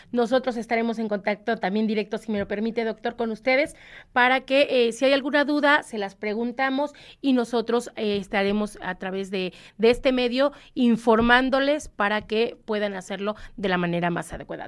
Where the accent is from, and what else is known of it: Mexico